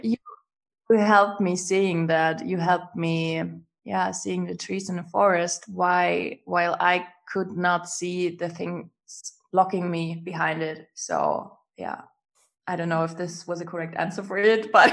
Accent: Germany; English is a second language; I'm from Germany

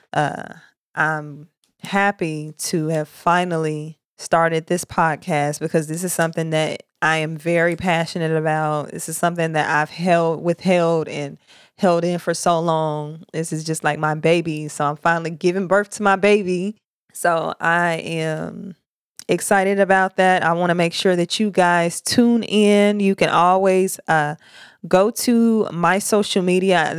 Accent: Murfreesboro, Tennessee, United States; moved away as an adult; now in Charleston, United States; I'm from Tennessee, Murfreesboro, Tennessee. That's my hood, the borough

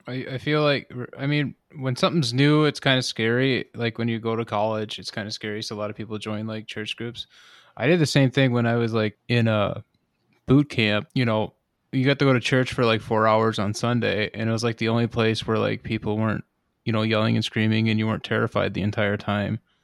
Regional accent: United States; as an American

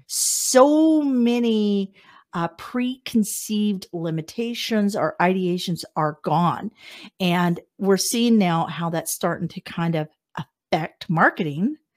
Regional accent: Wichita, Kansas, United States; moved away as an adult; also born or lived in Las Vegas, Nevada; now in Canada; I'm from Wichita

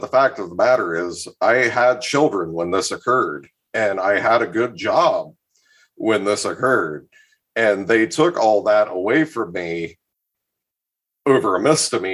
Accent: Columbus, Ohio, United States; now in Northeast Ohio, United States; I was born in Columbus. I do not live there anymore, but I have spent much time there. I'm in Northeast Ohio

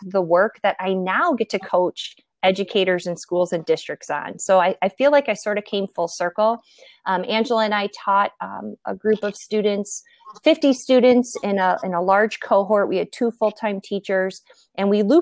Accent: Milwaukee, Wisconsin, United States; I was born and raised in Milwaukee, Wisconsin

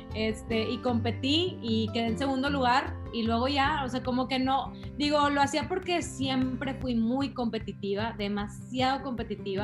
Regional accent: San Pedro Garza García, Nuevo León, Mexico; also born or lived in Carretera Nacional, Monterrey; yo soy regia de hueso colorado

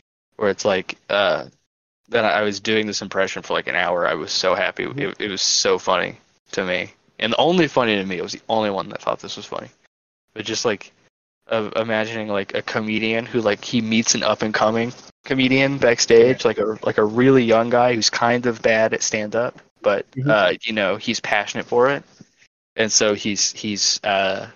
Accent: the South, United States; I'm from the South

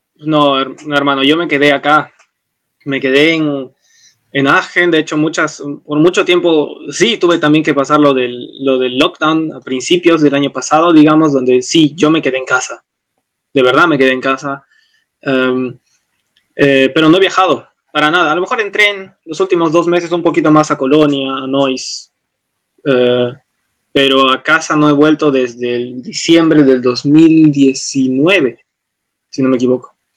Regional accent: Arequipa, Peru; moved away as an adult; now in Aachen, Germany; yo vengo de Arequipa, una ciudad promedio al sur del Perú

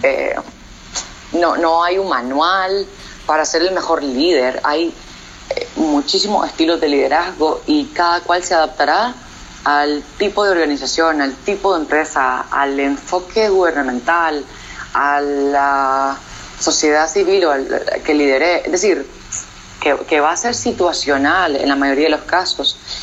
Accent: Nicaragua; moved away as an adult; decidí volver a Nicaragua, volver a mi terruño, volver al hogar, eh, donde crecí

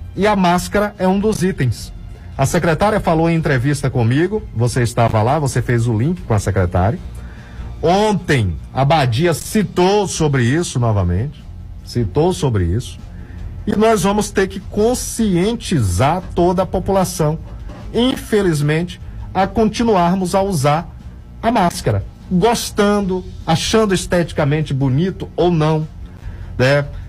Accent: Brazil; eu sou brasileiro

